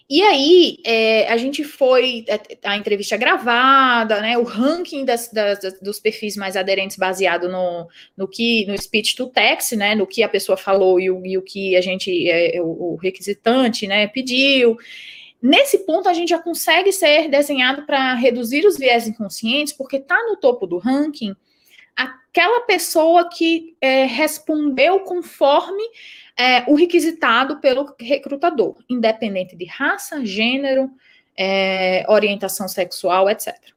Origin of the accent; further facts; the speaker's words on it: Rio Grande do Norte, Brazil; accent: nordestino; moved away as an adult; now in São Paulo, Brazil; o meu sotaque, eu não sou é, de São Paulo, daqui de São Paulo, eu sou nordestina, eu sou potiguar